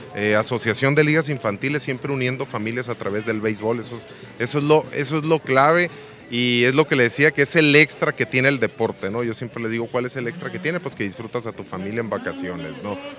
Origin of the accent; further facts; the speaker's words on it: Ciudad Obregón, Sonora, Mexico; en mi tierra, aquí en Ciudad Obregón